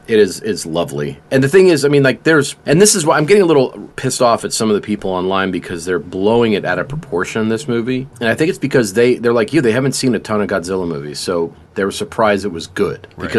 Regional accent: New York City, New York, United States; moved away; also born or lived in Atlanta; I grew up in the Bronx

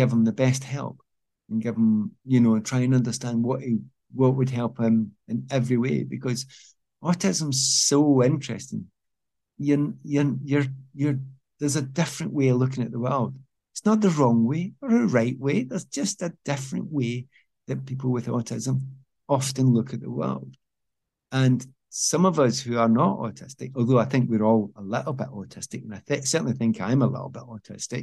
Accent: Scotland, United Kingdom; moved away as an adult; also born or lived in England; I'm from Scotland.

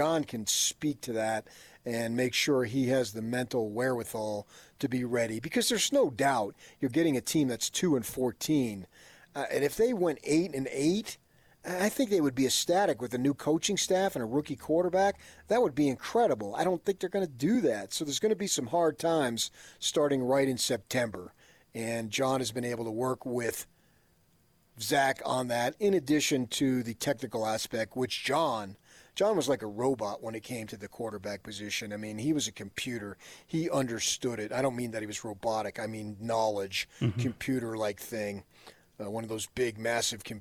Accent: New Jersey, United States; now in Utah, United States; I grew up in New Jersey

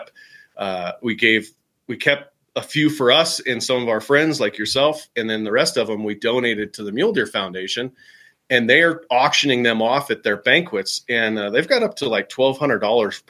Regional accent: Jackson, Wyoming, United States; I grew up in Jackson back when Jackson was the poorest county in the U.S.

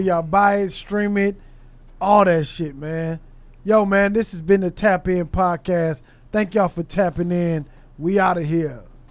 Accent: Los Angeles, California, United States; moved away as an adult; also born or lived in Torrance; now in Dallas, United States; I grew up on South Central, West L

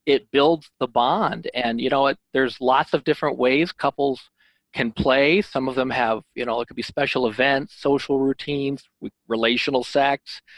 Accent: Illinois, United States; now in Holland, Michigan, United States; I'm actually from Illinois, but I live in Holland, Michigan

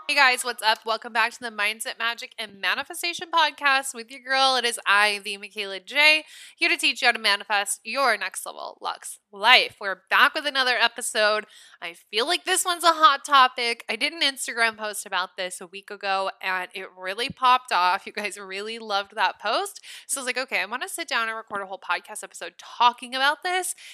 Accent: Nebraska, United States; now in Los Angeles, United States; I'm from Nebraska

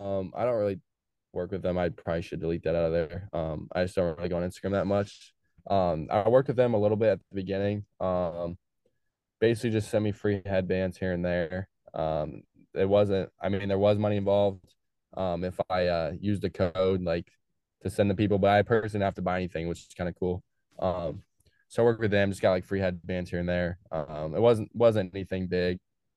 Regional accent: Modesto, California, United States; I'm from Modesto, which is not near Sacramento. So like, I'm kind not really from LA.

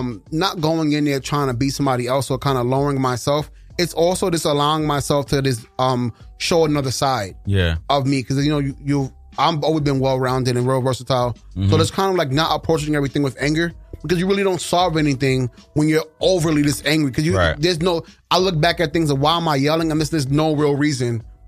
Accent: New York City, New York, United States; I'm from Brooklyn.

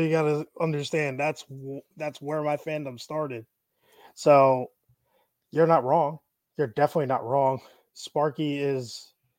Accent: Syosset, New York, United States; also born or lived in Plainview, New York; now in Tampa, United States; I grew up in Syosset and Plainview, so I'm a like Eastern Nassau County kid.

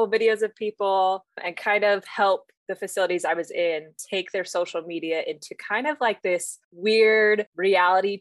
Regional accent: Northern Utah, United States; born and raised in Northern Utah, beautiful state

